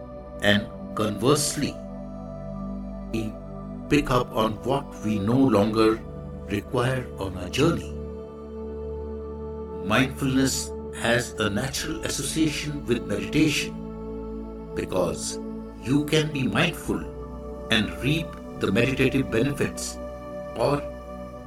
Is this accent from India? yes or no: yes; India; I am the Indian monk.